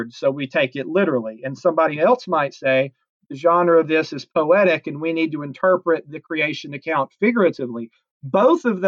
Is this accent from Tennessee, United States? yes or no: yes; Chattanooga, Tennessee, United States; now in Cartersville, Georgia, United States; So I'm from Chattanooga, Tennessee. I grew up going to a church called Woodland Park Baptist Church